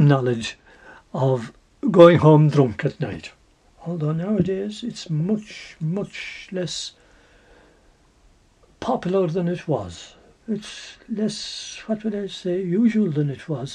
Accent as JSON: {"language": "English", "country": "Ireland", "said": "we're all Irish"}